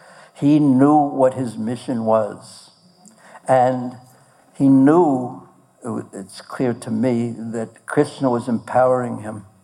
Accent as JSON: {"language": "English", "country": "Poland", "said": "Oh, I'm from Poland."}